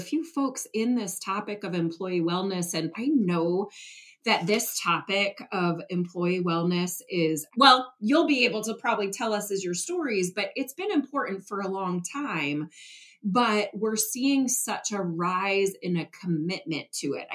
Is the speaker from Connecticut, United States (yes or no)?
no; Detroit, Michigan, United States; moved away; I'm originally from Detroit, so I started at hockey early on